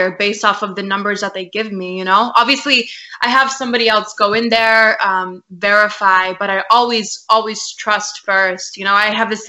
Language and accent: English; San Antonio, Texas, United States; I'm based in San Antonio, Texas. Okay. It's my hometown. So I'm a Texas girl, y'all